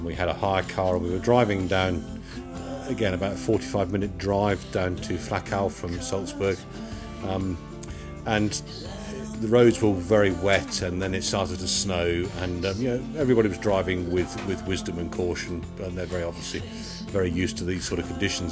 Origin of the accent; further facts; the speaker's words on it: Yeovil, South West England, United Kingdom; we're from Yeovil in Somerset